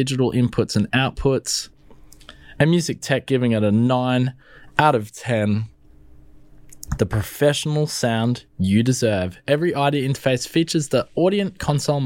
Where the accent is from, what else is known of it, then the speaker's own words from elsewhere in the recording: Melbourne, Victoria, Australia; I'm from Melbourne